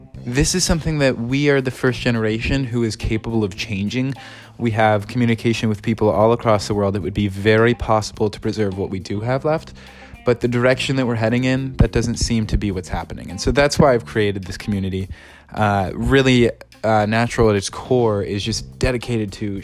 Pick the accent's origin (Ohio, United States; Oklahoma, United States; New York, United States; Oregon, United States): Ohio, United States; I grew up in Ohio, 10 minutes away from a national park